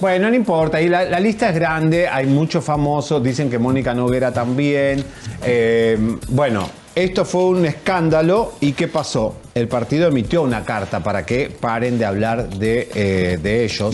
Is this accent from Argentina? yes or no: yes; Argentina; now in Mexico; No me puedo presentar yo como argentino